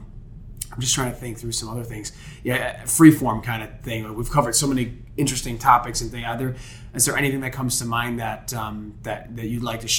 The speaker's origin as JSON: {"language": "English", "town": "Niagara Falls", "region": "New York", "country": "United States", "tie": "born or raised there", "said": "I grew up in Niagara Falls"}